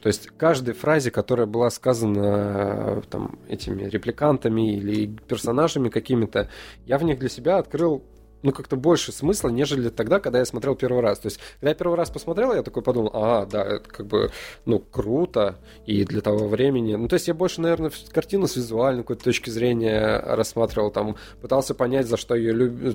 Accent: Sosnovy Bor, Leningrad Oblast, Russia; moved away; Сосновобор, это мой родной город.

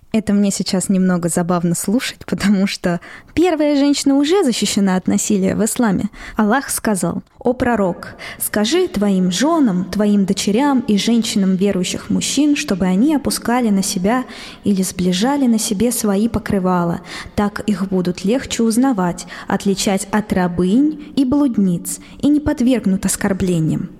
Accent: Moscow, Russia; я родилась и выросла в Москве

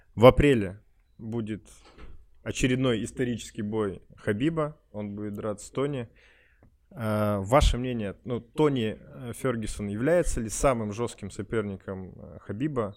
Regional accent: Urals, Russia; я говорю, вот коренной уралец

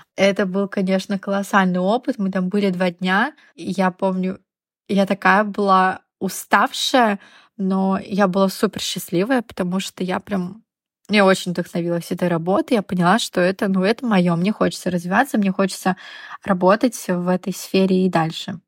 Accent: Yamalo-Nenets Autonomous Okrug, Russia; moved away as an adult; also born or lived in Rostov-on-Don / Moscow / Barcelona; Я родилась на Ямале.

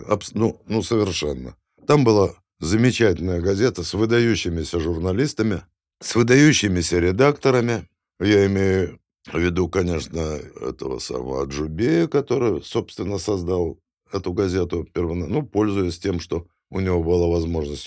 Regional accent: Kyiv, Ukraine; moved away; also born or lived in Saint Petersburg / Moscow; я киевлянин

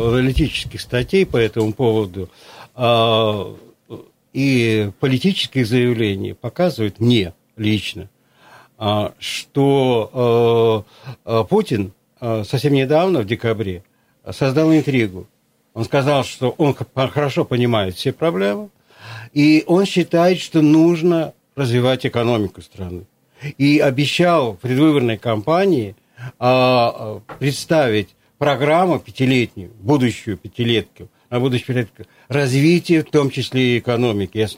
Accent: Krasnoyarsk Krai, Russia; поскольку сам Канский, вот я

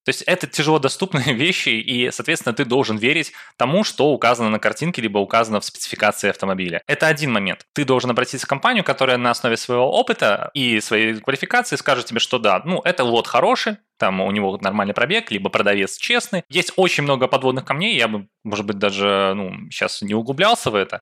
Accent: Belarus; сам я из Беларуси

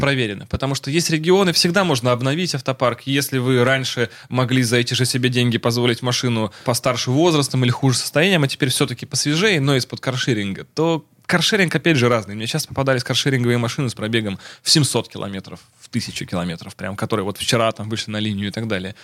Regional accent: Russia; Я из России

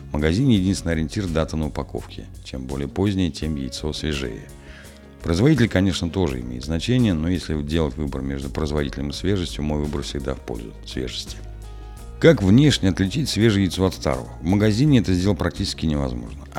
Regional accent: Balashov, Saratov Oblast, Russia; В моем родном городе Балашове всякий раз, когда я возвращался из гостей, бабушка неизменно задавала мне один и тот же вопрос.

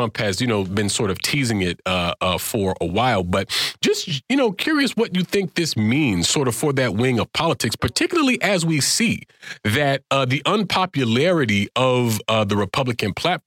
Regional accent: Florida, United States; in Florida, my home state

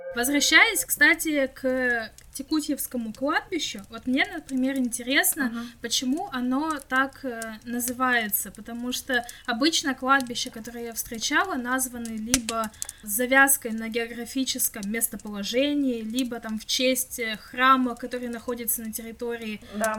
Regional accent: Krasnoyarsk, Krasnoyarsk Krai, Russia; moved away; я когда поеду домой в Красноярск

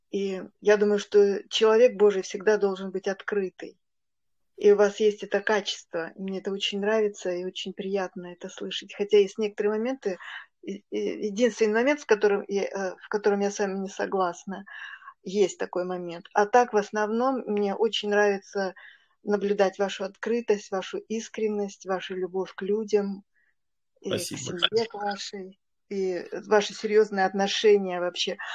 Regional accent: Saint Petersburg, Russia

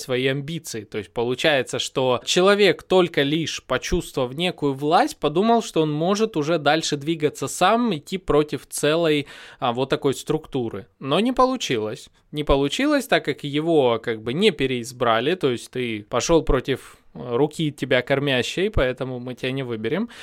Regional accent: Donetsk, Donetsk Oblast, Ukraine; я сам, допустим, из Донецка, 14-16 года я прожил под обстрелами

